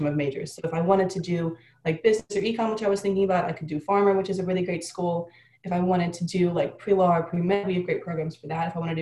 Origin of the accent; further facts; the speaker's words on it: Illinois, United States; moved away as an adult; now in Miami, United States; we're both backstrokers from Illinois